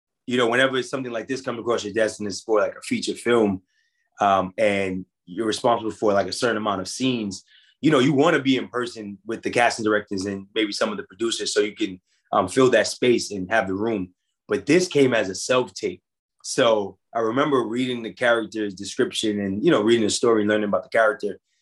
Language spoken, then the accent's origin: English; New York City, New York, United States; We're both from Queens, New York